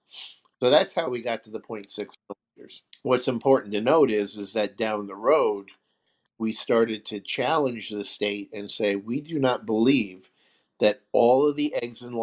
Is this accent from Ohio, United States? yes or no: no; New York, United States; I'm from New York, and we don't get along with anybody.